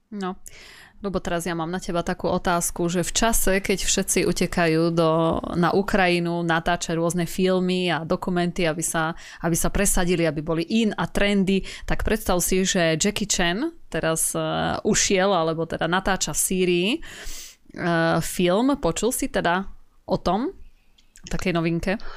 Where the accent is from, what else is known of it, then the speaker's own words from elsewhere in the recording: Slovakia; ja som raz e, zo Slovenska